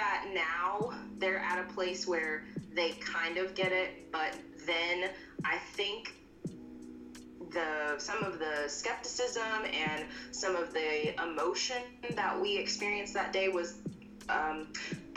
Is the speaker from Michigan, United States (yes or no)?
no; Texas, United States; I'm from Texas